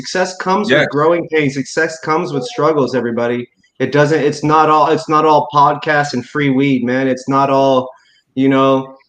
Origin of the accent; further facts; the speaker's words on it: Indiana, United States; also born or lived in Texas; I grew up in Indiana and people weren't always honest with themselves. And then I grew up in Texas, it's a similar situation.